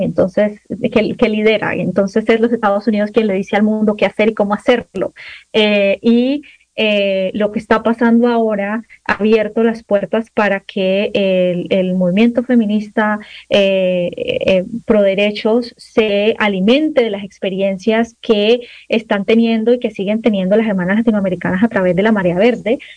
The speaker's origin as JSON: {"language": "Spanish", "country": "Colombia", "moved": "yes", "lives_now": "United States", "said": "yo soy colombiana"}